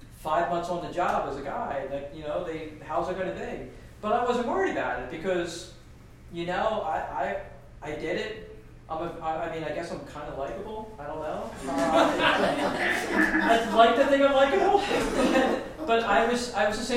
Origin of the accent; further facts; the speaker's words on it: Philadelphia, Pennsylvania, United States; I identify as a Philadelphian first and foremost